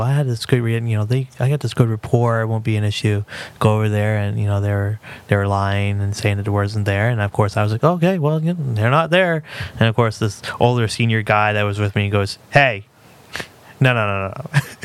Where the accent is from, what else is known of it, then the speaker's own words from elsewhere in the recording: Lewiston, Maine, United States; It's my hometown. You know, this is where I've been all but a month of my life.